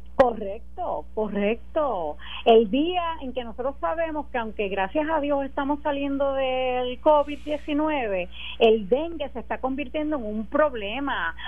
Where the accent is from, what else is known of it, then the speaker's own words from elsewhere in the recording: Puerto Rico; como los puertorriqueños y puertorriqueñas que vivimos aquí